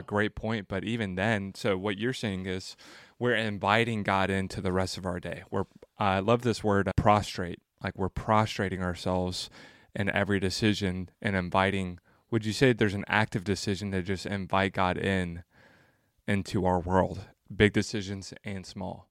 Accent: Franklin, Tennessee, United States; I'm actually from Franklin.

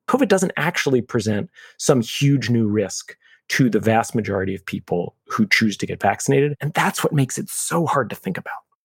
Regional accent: New York City, New York, United States; I'm a New Yorker. I'm a third generation New Yorker. I lived in New York on September eleventh, two thousand one

